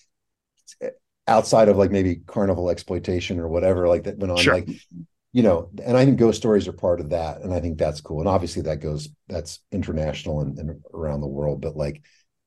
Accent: Cave City, Kentucky, United States; now in Louisville, United States; I grew up near Cave City where Mammoth Cave is

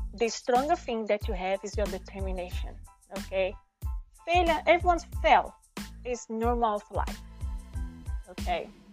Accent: Brazil; accent: Brazilian; first language Portuguese; English is a second language; my first language is portuguese i'm from brazil

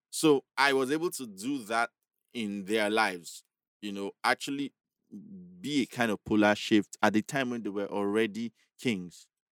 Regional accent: Agege, Lagos, Nigeria; I was this guy from Agege.

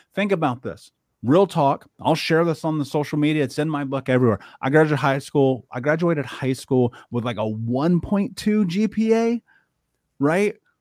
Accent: Indianapolis, Indiana, United States; I grew up in Indianapolis, in Indiana, in the middle of America

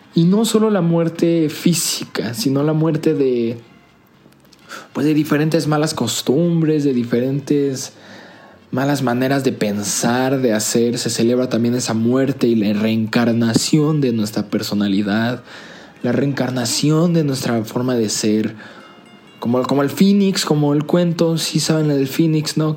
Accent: Mexico; nosotros como mexicanos

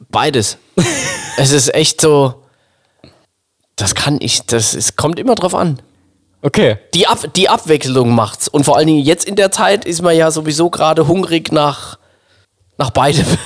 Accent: Kaiserslautern, Ramstein, Landstuhl area, Rhineland-Palatinate, Germany; moved away; Kaiserslautern, Rammstein, Landstuhl, da hinne, die alte Welt da, so, wo ich, wo ich mal

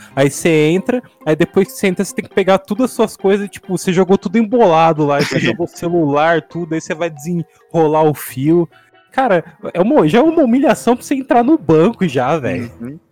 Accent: Santo André, São Paulo, Brazil; also born or lived in Bauru; eu moro atualmente em Santo André, de onde eu sou nascido mesmo. Mas quando eu morava em Bauru, no interior

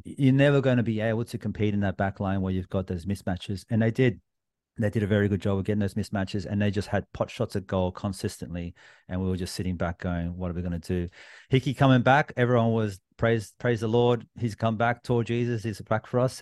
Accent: New South Wales, Australia; I'm from New South Wales

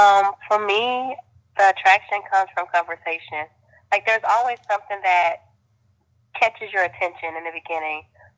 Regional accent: Texas, United States; I'm from Texas.

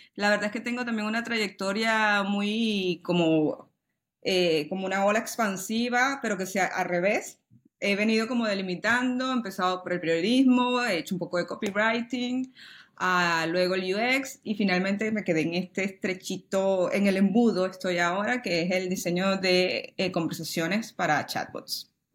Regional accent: Venezuela; now in Spain; mi país natal, Venezuela

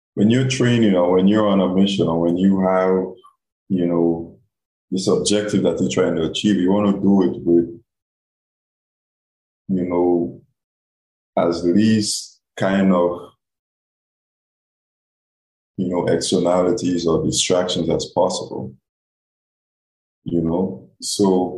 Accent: Guam; moved away as an adult; also born or lived in Alabama; when I'm in my hometown, when I'm in Guam, you know, when I go home

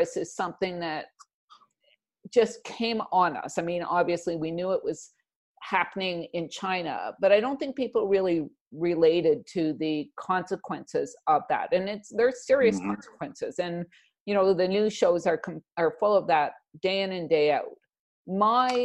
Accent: Canada; being Canadian

